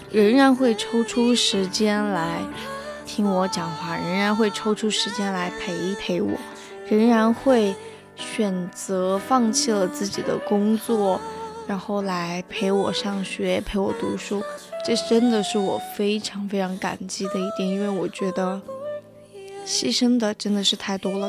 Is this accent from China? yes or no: yes; Guizhou, China; moved away; 我小时候在贵州的时候，就属于住在那种厂里面